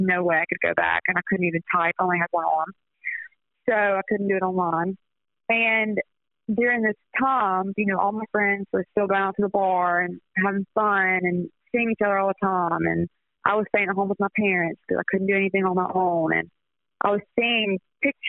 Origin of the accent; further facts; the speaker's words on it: Hattiesburg, Mississippi, United States; I'm from Hattiesburg